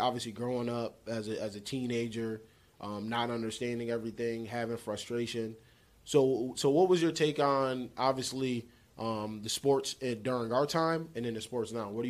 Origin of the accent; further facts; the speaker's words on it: Utica, New York, United States; I'm gonna say upstate New York. Upstate Utica.